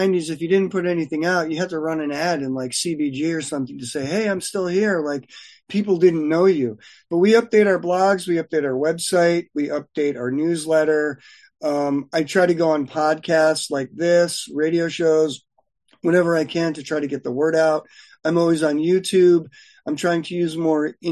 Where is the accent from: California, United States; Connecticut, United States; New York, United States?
Connecticut, United States; moved away as an adult; now in Los Angeles, United States; I was from Connecticut